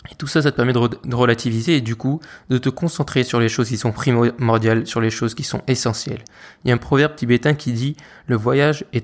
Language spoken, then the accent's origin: French; France; tu te rends compte que, ok, c'est bon, on est français, d'accord, mais on n'est pas les rois du monde.